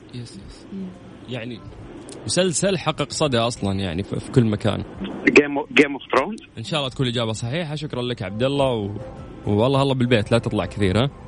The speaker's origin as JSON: {"language": "Arabic", "town": "Cairo", "region": "Cairo Governorate", "country": "Egypt", "moved": "yes", "lives_now": "Jeddah, Saudi Arabia", "said": "انا من القاهره"}